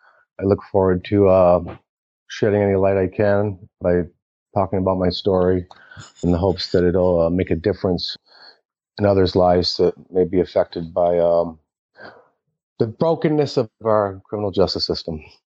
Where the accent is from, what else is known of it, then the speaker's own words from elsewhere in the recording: Manhattan, New York, United States; born there; also born or lived in Florida; Well, I traveled a little bit in my younger years. I was actually born in Manhattan, New York. And my mother and father ended up moving to Florida until I was about three.